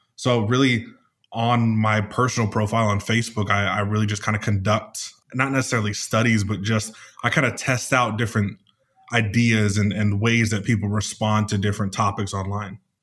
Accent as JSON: {"language": "English", "region": "California", "country": "United States", "moved": "yes", "lives_now": "Arizona, United States", "said": "I'm from California here in the United States. I live in Arizona right now"}